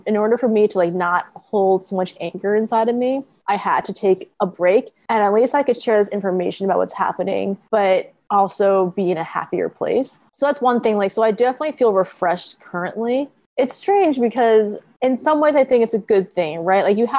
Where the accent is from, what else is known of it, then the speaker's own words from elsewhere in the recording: Connecticut, United States; born there; I was born in Connecticut, yeah.